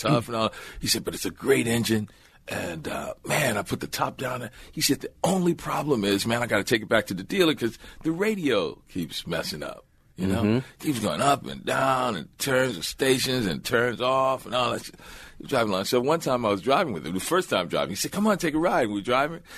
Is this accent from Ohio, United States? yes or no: no; New Orleans, Louisiana, United States; moved away; also born or lived in Los Angeles / Baltimore; I'm from New Orleans, so I would drive to New Orleans, stop there, then have a little time with my family